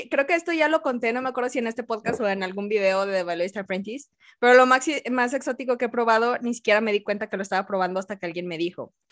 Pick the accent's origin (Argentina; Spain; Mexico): Mexico; porque como soy de México